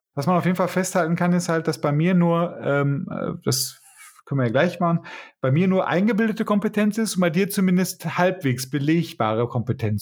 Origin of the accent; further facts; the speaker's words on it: Bochum, North Rhine-Westphalia, Germany; Ja, ich komme übrigens aus Bochum. Ich bin hier tatsächlich geboren